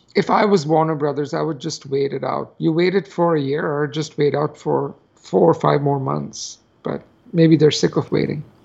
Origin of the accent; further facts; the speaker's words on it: India; moved away; growing up in India